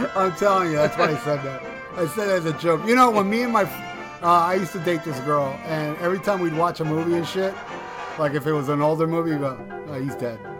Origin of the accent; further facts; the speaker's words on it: Hialeah, Florida, United States; also born or lived in Miami Beach, Florida; I was raised in Hialeah, Florida